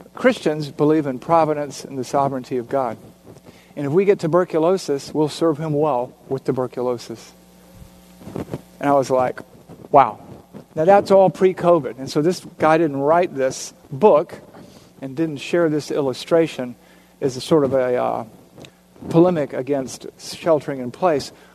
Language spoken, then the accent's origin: English; Savannah, Georgia, United States; in Savannah, Georgia, my hometown